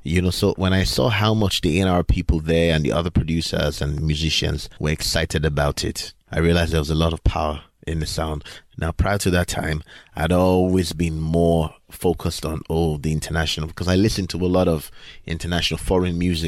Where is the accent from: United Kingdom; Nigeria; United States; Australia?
Nigeria; I grew up in Nigeria mostly